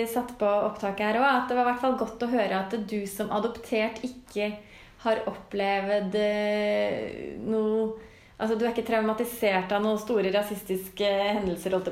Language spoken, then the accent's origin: Norwegian; Norway; Jeg er norsk. Jeg, er ikke, jeg har ikke tilreist fra Kina